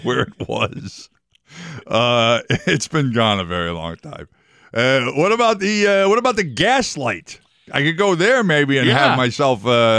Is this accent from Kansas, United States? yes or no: no; New York, United States; accent: New York; That was my New York accent coming in again.